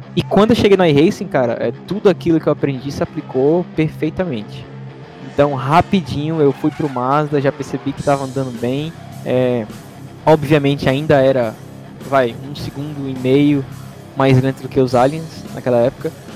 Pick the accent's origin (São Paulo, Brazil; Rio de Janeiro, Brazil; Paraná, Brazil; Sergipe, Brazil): Sergipe, Brazil; Aracaju; moved away as an adult; now in Montreal, Canada; sou de Aracaju, Sergipe, no Brasil, e agora moro em Montreal, no Canadá